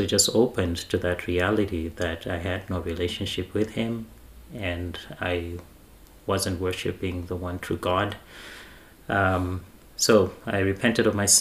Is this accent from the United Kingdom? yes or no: no; Zimbabwe; I grew up in Zimbabwe in a family that was very religious.